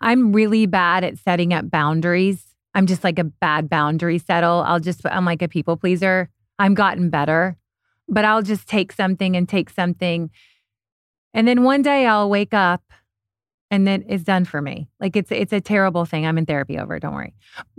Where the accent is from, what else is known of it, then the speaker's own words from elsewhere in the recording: Kentucky, United States; also born or lived in New York / Europe; I'm originally from Kentucky. I lived in New York, Europe for 7 years, back to New York, back to LA.